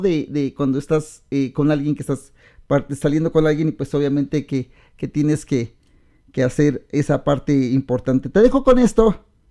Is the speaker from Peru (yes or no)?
no; Mexico